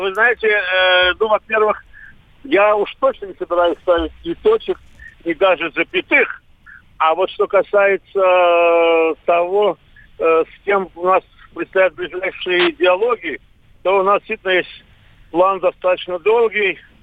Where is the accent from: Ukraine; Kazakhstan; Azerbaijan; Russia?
Azerbaijan; Baku; moved away; у себя на родине в Баку вместе с друзьями и с своим, своей семьей